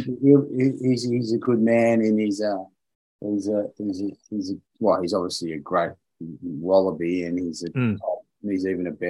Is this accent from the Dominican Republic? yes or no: no; Australia; I'm an Aussie